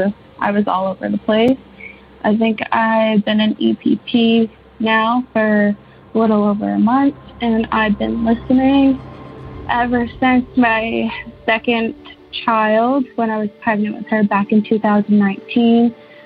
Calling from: St. Thomas, Ontario, Canada; I'm from St. Thomas, Ontario.

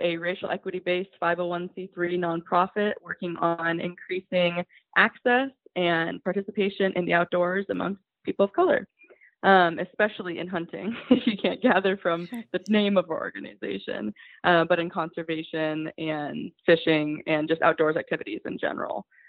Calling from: Oregon, United States; I'm calling from, or I'm in, I'm on the podcast from Oregon

